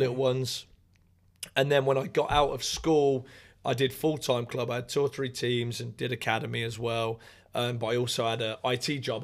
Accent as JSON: {"language": "English", "town": "Raunds", "region": "East Midlands", "country": "United Kingdom", "moved": "as an adult", "lives_now": "United States", "said": "I am from a little town called Rauns"}